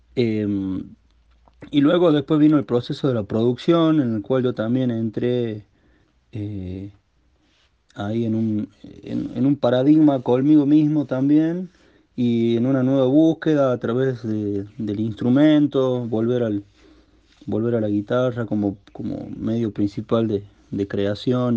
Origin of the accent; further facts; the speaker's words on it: La Rioja, Argentina; el lugar de donde yo vengo